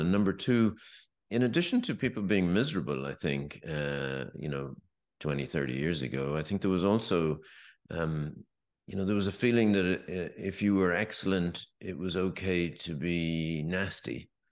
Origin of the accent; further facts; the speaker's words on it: west of Ireland, Ireland; when I was growing up in the West, in the, in the West of Ireland